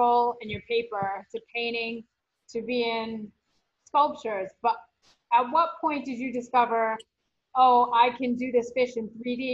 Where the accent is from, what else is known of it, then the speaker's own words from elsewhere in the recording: New Bedford, Massachusetts, United States; I'm from New Bedford, Massachusetts, and our high school mascot is the Whalers, and it's based on Moby Dick, Herman Melville, used to live where I grew up.